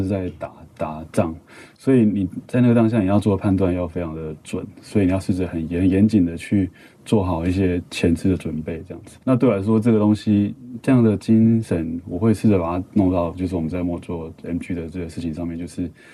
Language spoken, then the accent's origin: Chinese; Kaohsiung, Taiwan; moved away; also born or lived in Taipei; 我是高雄人